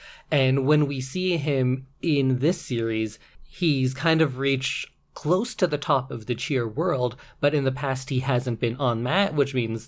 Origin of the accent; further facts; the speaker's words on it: Canada; accent: Canadian; my Canadian accent comes out when I play hockey